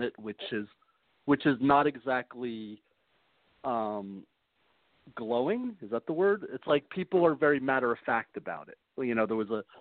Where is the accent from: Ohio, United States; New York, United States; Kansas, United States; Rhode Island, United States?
New York, United States; New York City; As a New Yorker